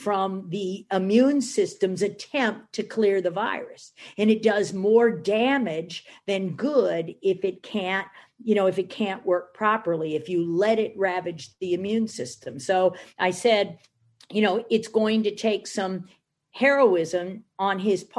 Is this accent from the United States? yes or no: yes; Michigan, United States; I'm from Michigan